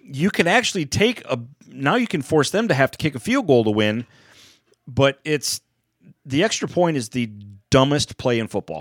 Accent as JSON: {"language": "English", "country": "United States", "said": "I'm just an American."}